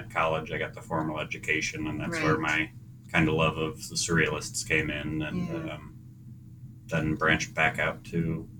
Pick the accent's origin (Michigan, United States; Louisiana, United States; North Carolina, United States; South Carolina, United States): Michigan, United States; also born or lived in New Jersey / Idaho; now in New Hampshire, United States; No, I was born in New Jersey. And then my father worked for the auto industry. So we moved out to Michigan. And then I went to school in northern Idaho. And then found college in New Hampshire and have kind of stuck around since.